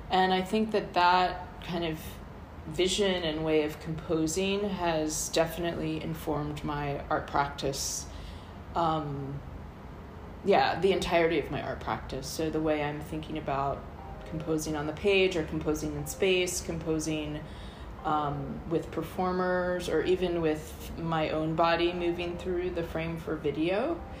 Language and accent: English; St. Louis, Missouri, United States; also born or lived in Baltimore / Colorado; I grew up in the U.S. I was born in St. Louis, Missouri. I grew up with my mother there, and um, we also lived in Baltimore and Colorado.